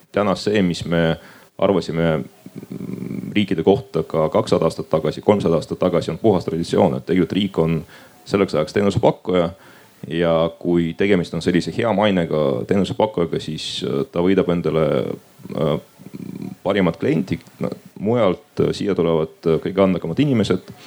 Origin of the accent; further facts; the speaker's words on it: Pärnu, Pärnu County, Estonia; pärit olen Pärnust